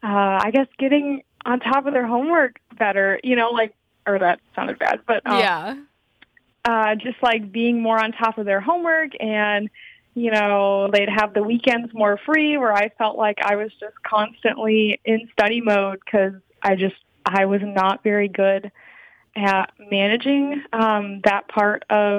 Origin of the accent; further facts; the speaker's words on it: Michigan, United States; I'm from Michigan, and I wanted to kind of go to college away from home